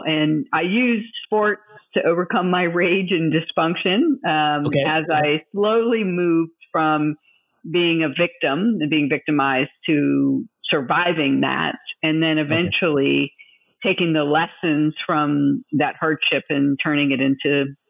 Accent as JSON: {"language": "English", "town": "Tampa", "region": "Florida", "country": "United States", "tie": "born or raised there", "said": "I was born in Tampa."}